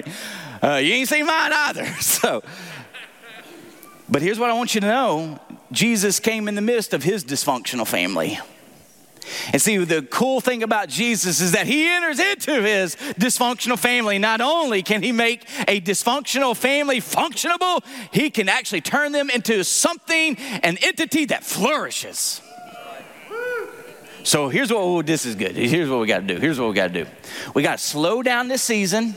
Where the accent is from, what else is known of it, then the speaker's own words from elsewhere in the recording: Tennessee, United States; accent: southern; moved away; I'm from Tennessee.